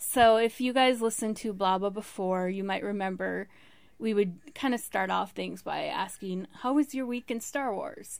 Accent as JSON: {"language": "English", "region": "Arizona", "country": "United States", "said": "I'm from Arizona."}